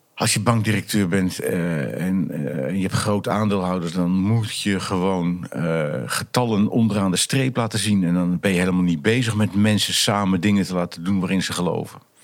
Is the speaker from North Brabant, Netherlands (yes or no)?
no; Vlissingen, Zeeland, Netherlands; moved away as an adult; Ik ben getogen in Vlissingen ook. Hè, en geboren ook.